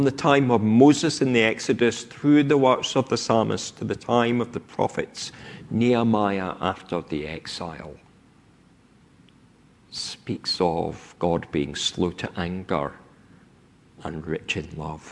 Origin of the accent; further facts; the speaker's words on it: Scotland, United Kingdom; now in England, United Kingdom; I speak with my accent because of where I grew up. That I have lived south of the Scottish border for more than half my life has not completely taken away this voice